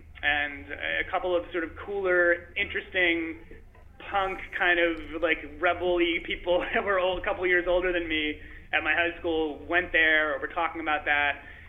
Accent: Long Island, New York, United States; I went to a very like kind of conservative Long Island high school, big lacrosse team, big football team.

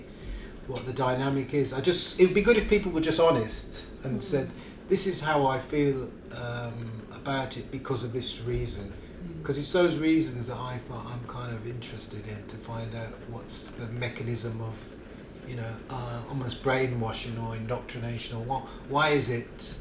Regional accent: Barbados; also born or lived in Britain; now in United Kingdom; we grew up in Barbados

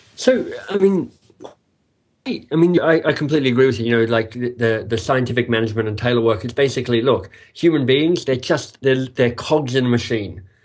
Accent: Australia; moved away as an adult; also born or lived in England; now in Toronto, Canada; I am a Australian.

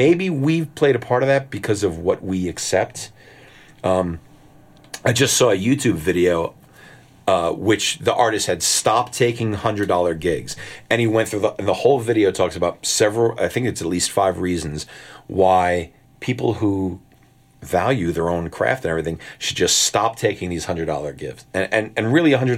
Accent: the New York area, United States; most of us guys that were playing with him were from the New York area

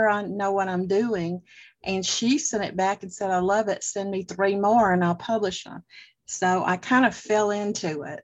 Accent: the South, United States; moved away as an adult; now in Georgia, United States; I was born and raised in the South

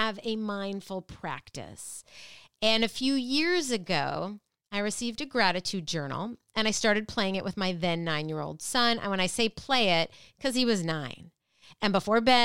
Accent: Minnesota, United States; I grew up in Minnesota

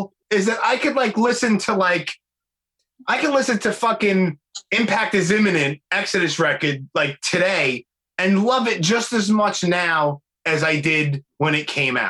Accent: New York City, New York, United States; being from like born and raised in Brooklyn on the East Coast

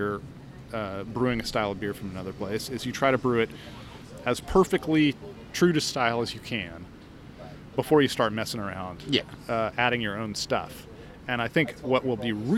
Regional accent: Oregon, United States; my home state of Oregon

